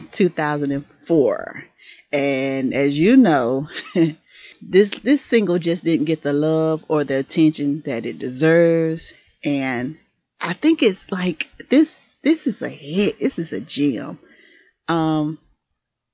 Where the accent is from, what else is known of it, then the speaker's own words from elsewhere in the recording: Mississippi, United States; I'm from the South. I'm from Mississippi